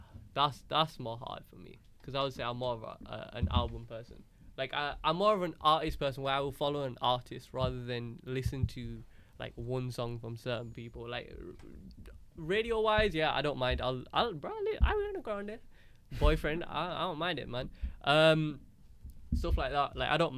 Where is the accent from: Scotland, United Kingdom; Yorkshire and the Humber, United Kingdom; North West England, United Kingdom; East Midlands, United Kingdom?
Yorkshire and the Humber, United Kingdom; Bradford; I'm from Bradford